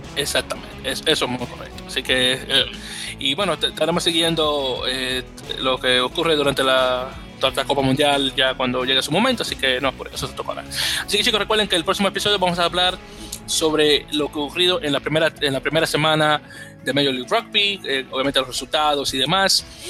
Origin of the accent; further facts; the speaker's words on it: New York, United States; Yo como neoyorquino